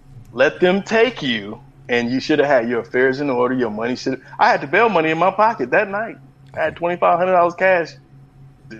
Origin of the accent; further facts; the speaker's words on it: Los Angeles, California, United States; also born or lived in San Francisco Bay Area; I was born in the Bay, raised in L.A., all over